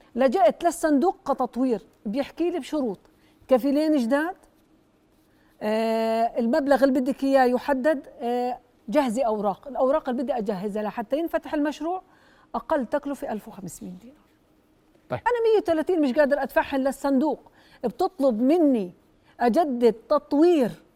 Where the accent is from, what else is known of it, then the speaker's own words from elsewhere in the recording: Jordan; انا كمتعثره اردنيه